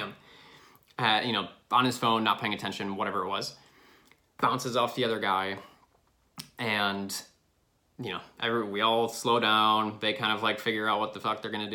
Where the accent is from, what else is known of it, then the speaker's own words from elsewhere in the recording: Illinois, United States; moved away; I'm from Illinois.